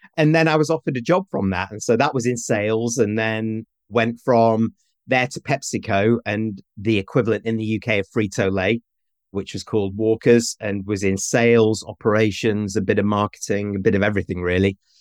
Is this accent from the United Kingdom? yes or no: yes; Manchester, North West England, United Kingdom; moved away; I'm from the north of England. I'm from Manchester.